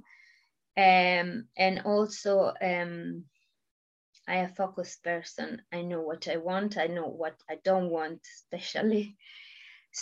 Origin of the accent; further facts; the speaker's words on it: Italy; English is a second language; moved away as an adult; now in United Kingdom; I moved from Italy very disappointed from my country